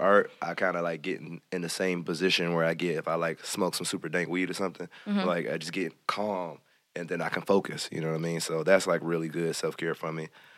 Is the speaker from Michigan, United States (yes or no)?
yes; Hamtramck, Michigan, United States; I grew up in Hamtramck for a little while, so mm-hmm. I love the traditional kinds.